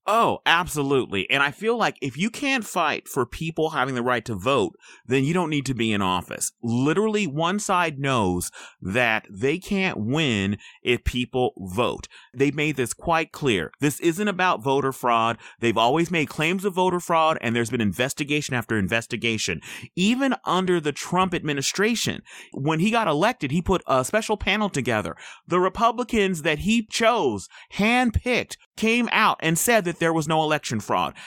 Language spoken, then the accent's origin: English; United States; I'm an American.